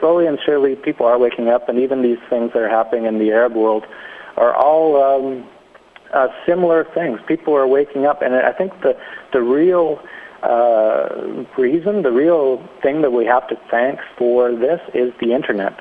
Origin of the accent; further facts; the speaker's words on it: Canada; moved away; I'm from Canada